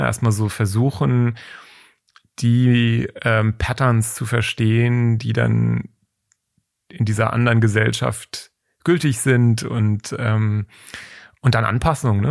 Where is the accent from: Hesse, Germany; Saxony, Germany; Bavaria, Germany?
Hesse, Germany; Taunus; ich bin im Taunus aufgewachsen